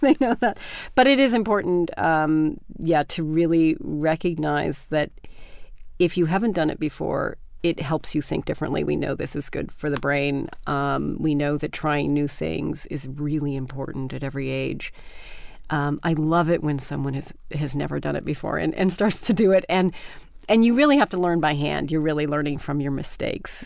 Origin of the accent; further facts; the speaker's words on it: Canada; moved away; also born or lived in Vermont; I grew up in Canada